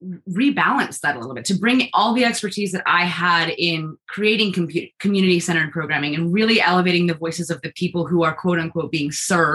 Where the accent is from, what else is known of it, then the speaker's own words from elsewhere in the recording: China; I also grew up in the global South. I grew up in China. And so my whole life, I've been really, really aware of inequality in the world.